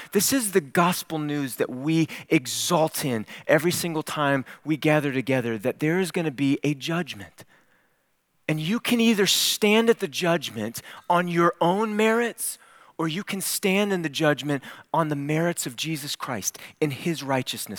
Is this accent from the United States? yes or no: yes; Cleveland, Ohio, United States; I grew up in Cleveland, Ohio.